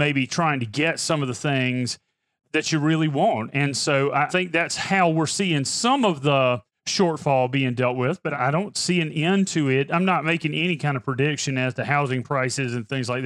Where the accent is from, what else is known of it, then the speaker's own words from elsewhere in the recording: Pamplico, South Carolina, United States; my hometown of Pamplico